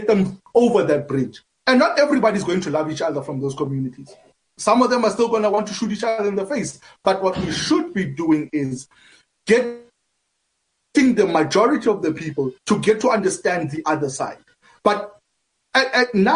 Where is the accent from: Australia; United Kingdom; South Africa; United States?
South Africa; as South Africans